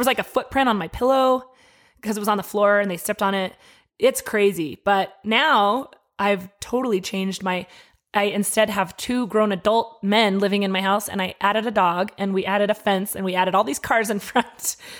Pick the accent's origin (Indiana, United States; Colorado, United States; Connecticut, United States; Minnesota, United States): Colorado, United States; Denver; moved away as an adult; now in Albuquerque, United States; I grew up in Denver.